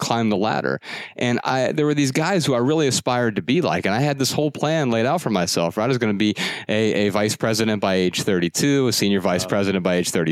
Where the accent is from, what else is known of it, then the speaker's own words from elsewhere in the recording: Dayton, Ohio, United States; I grew up really poor in Dayton on welfare and food stamps